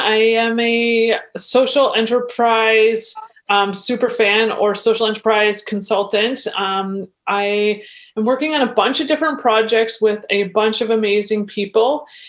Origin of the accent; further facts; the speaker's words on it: Eugenia, Ontario, Canada; also born or lived in Toronto; I grew up in Eugenia, but was down in Toronto for about 17 years.